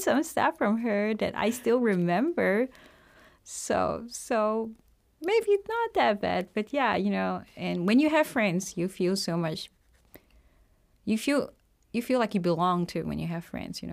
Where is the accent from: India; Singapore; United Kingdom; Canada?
Singapore; moved away as an adult; also born or lived in Kaunas, Lithuania; now in Lithuania; I'm from Singapore. I have been living in Lithuania since two thousand fifteen